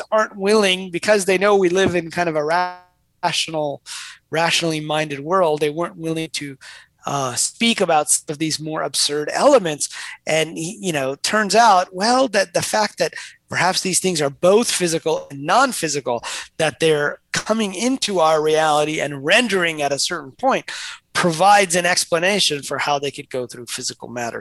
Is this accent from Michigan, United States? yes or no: yes; Detroit, Michigan, United States; I grew up in Detroit